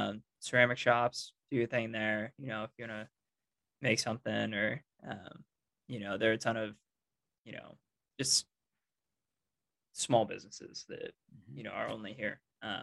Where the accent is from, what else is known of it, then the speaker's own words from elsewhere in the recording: Kansas, United States; telling people I'm from Kansas, because you picture that big rectangle Kansas, and it's like I just have to pinpoint them up in that top right corner, and I mean, it's practically Missouri. I'm just right there.